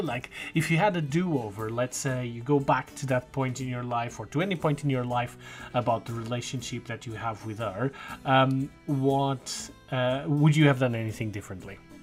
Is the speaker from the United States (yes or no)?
no; Portugal; I got back home to Portugal